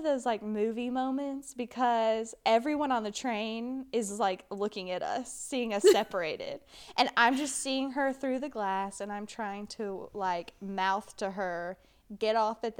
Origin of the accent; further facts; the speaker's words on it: United States; as an American, I feel like we should all be familiar with.